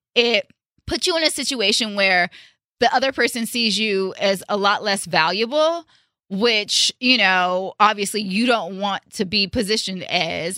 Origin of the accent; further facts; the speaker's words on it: Richmond, California, United States; coming from a city that we're from Richmond, California